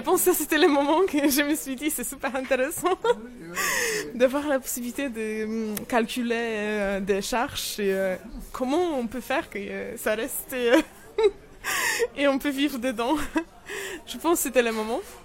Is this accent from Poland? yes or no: yes; Poland; French is a second language; moved away as an adult; also born or lived in Warsaw, Poland; now in Saint-Malo, France; je suis polonaise, toujours.